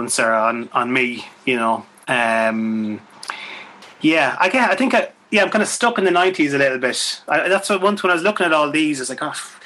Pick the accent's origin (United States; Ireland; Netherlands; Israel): Ireland; Swinford, Connacht; moved away; Swinford, where I'm from